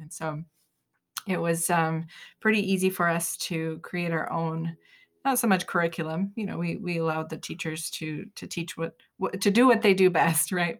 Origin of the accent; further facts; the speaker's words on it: Utah, United States; We're from Utah